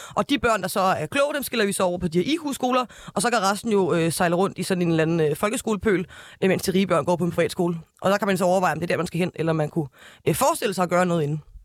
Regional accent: North Zealand, Capital Region of Denmark, Denmark; jeg er fra Nordsjælland, and I'm proud.

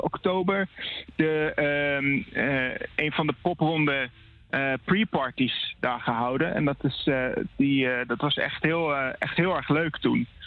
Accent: Groningen, Netherlands; bij ons in Groningen

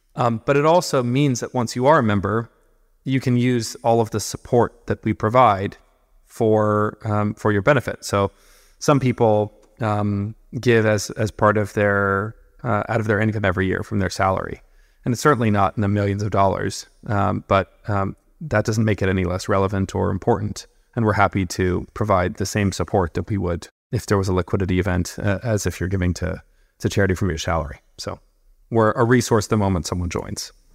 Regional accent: California, United States; I'm from California originally, um, born and raised, working class family.

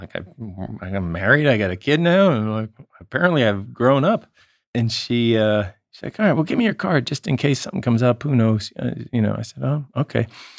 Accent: Marblehead, Massachusetts, United States; moved away as an adult; also born or lived in Salem, Massachusetts / New York / Los Angeles; I'm from Marblehead, Massachusetts.

